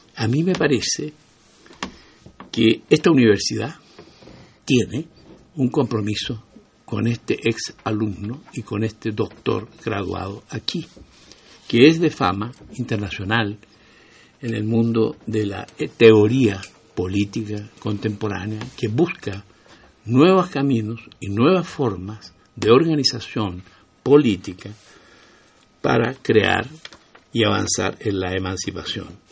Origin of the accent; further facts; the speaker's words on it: Chile; now in Mexico; me siento mexicano y me siento chileno y soy chileno